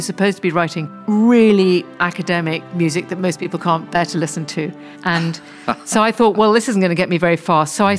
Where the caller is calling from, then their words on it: South East England, United Kingdom; I'm speaking from West Sussex, which is about 50 miles sort of southwest of London.